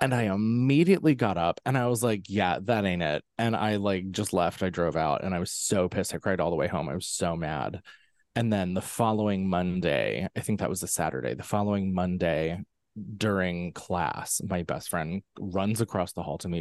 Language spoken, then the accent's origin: English; central Pennsylvania, United States; I'm from central Pennsylvania, right in the heart of Amishland, um, which is, you know, a very, very, um, interesting kind of place to grow up